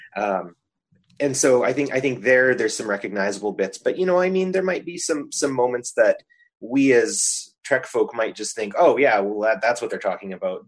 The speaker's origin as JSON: {"language": "English", "country": "Canada", "said": "I'm a Canadian"}